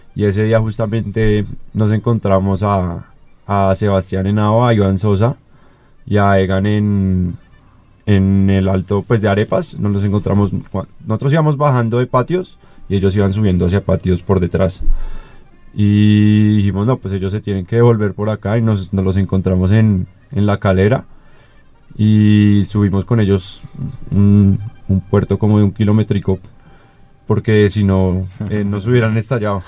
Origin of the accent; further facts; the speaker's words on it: Colombia; para nosotros como colombianos